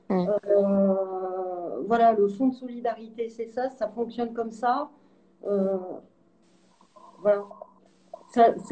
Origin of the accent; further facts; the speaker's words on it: France; Je suis une, euh, je suis une, je suis française et européenne.